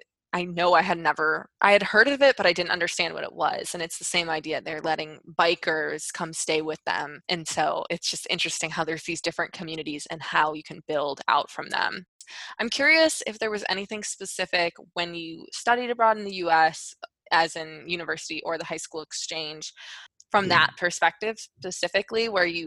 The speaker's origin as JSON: {"language": "English", "town": "Chicago", "region": "Illinois", "country": "United States", "moved": "as an adult", "lives_now": "Spain", "said": "we're from Chicago. Like, we understand the Midwest. Like, we're high school friends, both living and studying in different parts of Spain."}